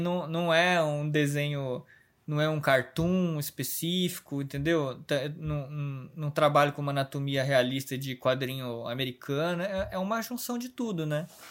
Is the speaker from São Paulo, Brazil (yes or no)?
yes; Osasco, São Paulo, Brazil; also born or lived in Minas Gerais; eu nasci em Minas, assim, só que eu sou. Eu morei um ano em Minas Gerais, assim, e o resto da minha vida toda é em Osasco, saca? São Paulo